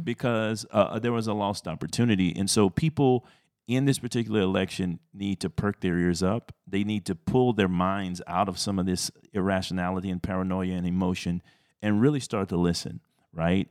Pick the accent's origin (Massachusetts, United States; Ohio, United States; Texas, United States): Texas, United States; I'm a Texan at heart though